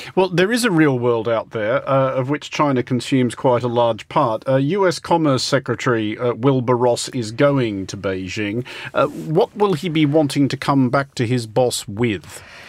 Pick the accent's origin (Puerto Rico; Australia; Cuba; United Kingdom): Australia; I'm Australian